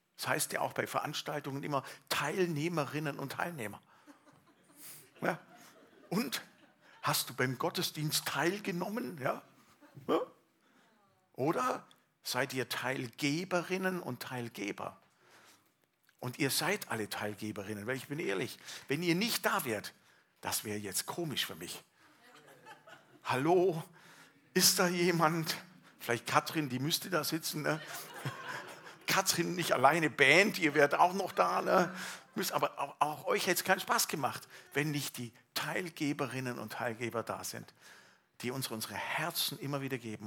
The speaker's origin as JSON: {"language": "German", "area": "Allgäu", "region": "Bavaria", "country": "Germany", "tie": "born or raised there", "said": "aus meiner Heimat Allgäu"}